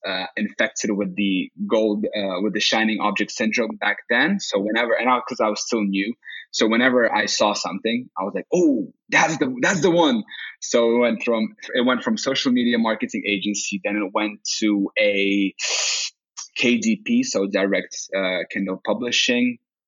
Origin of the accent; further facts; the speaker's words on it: Saint Petersburg, Russia; English is a second language; now in Helsinki, Finland; Well, no, I'm originally from Russia, St. Petersburg, but I became a citizen with two nationalities, so Russian and Finnish